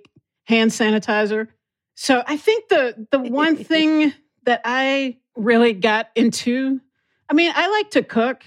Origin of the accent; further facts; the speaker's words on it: Texas, United States; I'm from Texas